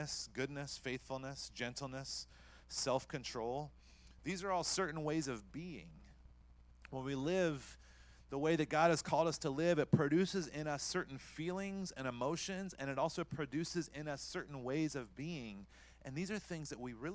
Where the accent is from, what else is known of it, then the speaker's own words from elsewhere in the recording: North Carolina, United States; I grew up in North Carolina